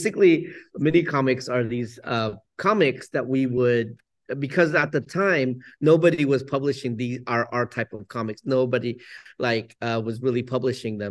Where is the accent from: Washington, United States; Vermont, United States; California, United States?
California, United States; San Jose; also born or lived in Vietnam; now in Oakland, United States; growing up in San Jose